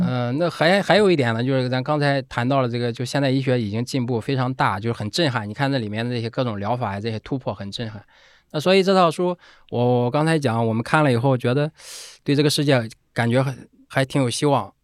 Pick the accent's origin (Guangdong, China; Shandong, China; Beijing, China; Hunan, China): Shandong, China; Zaozhuang; accent: Shandong dialect; first language Shandong dialect; moved away; 他我们都在那一起长大，从小说的就是我们家乡话，对吧？就是山东土话